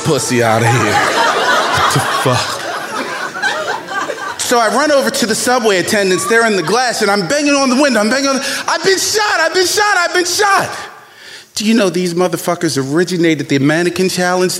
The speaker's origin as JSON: {"language": "English", "town": "Baltimore", "region": "Maryland", "country": "United States", "tie": "born or raised there", "said": "young black man growing up in Baltimore"}